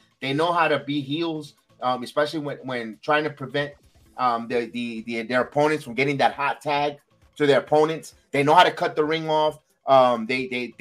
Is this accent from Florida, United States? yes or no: yes; Orlando, Florida, United States; Orlando, my hometown.